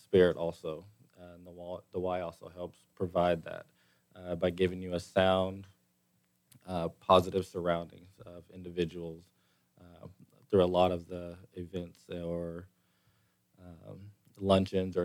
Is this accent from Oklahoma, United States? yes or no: yes; Oklahoma, United States; moved away; I'm from Oklahoma